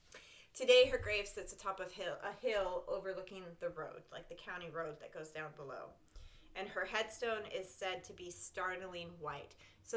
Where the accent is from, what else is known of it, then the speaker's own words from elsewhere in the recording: New England, United States; I'm from New England